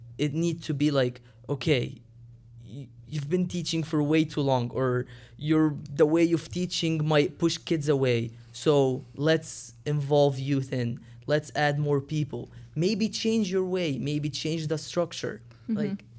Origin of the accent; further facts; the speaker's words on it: Egypt; English is a second language; moved away; So when I come from Egypt in 2010, for them, I'm like, I came from another planet. Like, you definitely did not come from Egypt.